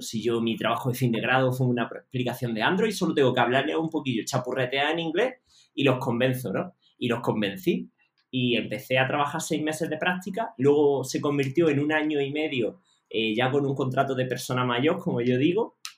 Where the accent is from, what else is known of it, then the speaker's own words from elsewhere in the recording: Jaén, Andalusia, Spain; yo soy de Jaén